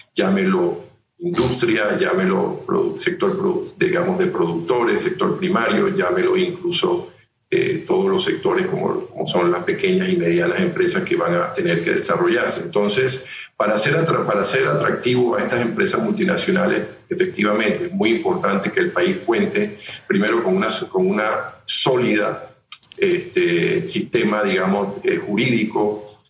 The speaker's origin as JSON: {"language": "Spanish", "country": "Panama"}